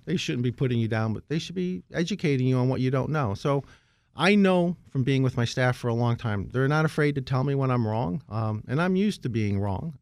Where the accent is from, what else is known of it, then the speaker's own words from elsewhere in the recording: Scranton, Pennsylvania, United States; moved away; I grew up in Scranton